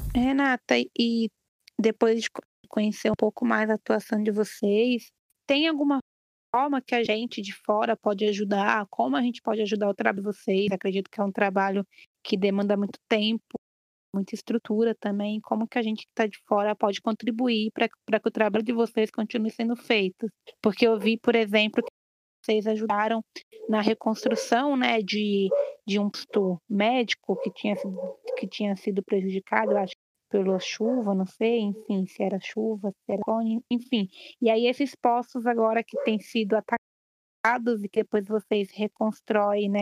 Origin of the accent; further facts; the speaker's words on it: São Paulo, Brazil; eu sou de São Paulo